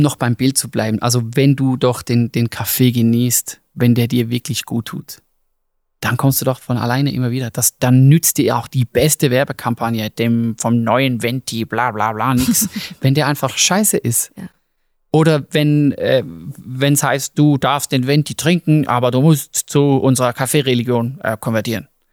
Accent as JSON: {"language": "German", "country": "Switzerland", "said": "wir als Schweizer"}